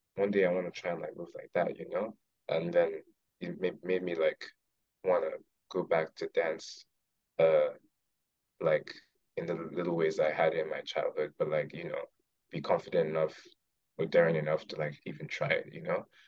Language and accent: English; Lagos, Nigeria; moved away; I'm from Lagos. So I'm Yoruba.